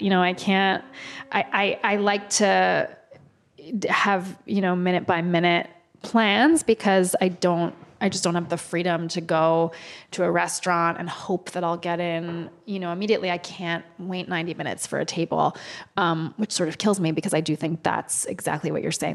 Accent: New Haven, Connecticut, United States; now in New York, United States; I grew up in New Haven, Connecticut

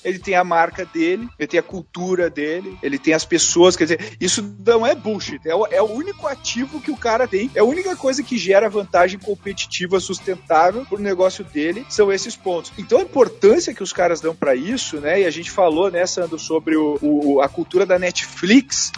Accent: Gaúcho, Rio Grande do Sul, Brazil; eu sou gaúcho

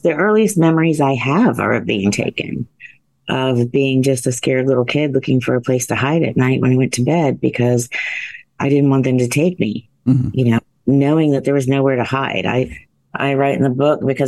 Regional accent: central Ohio, United States; I grew up in the Midwest, central Ohio. We had a family farm

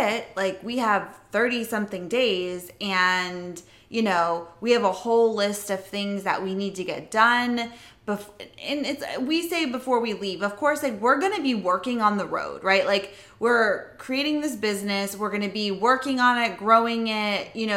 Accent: Palm Coast, Florida, United States; moved away; we're currently in Florida, in my hometown in Palm Coast, where I actually grew up

